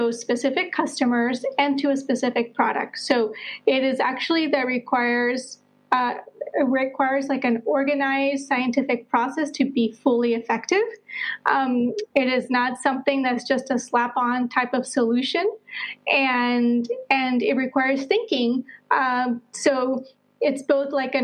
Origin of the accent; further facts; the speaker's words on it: Colombia; moved away; also born or lived in United States / Netherlands / Southeast Asia / Portugal; I'm originally from Colombia, South America. I'm a world citizen now, having lived in the U.S., the Netherlands, and now I spend my winters either in Southeast Asia or in Portugal.